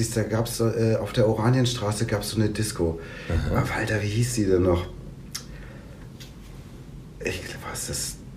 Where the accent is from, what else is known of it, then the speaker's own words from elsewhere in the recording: Berlin, Germany; ich komme ja aus Berlin und äh, habe einige Kunden, die hier aus der Gegend sind, also aus äh, Köln-Bonn-Raum.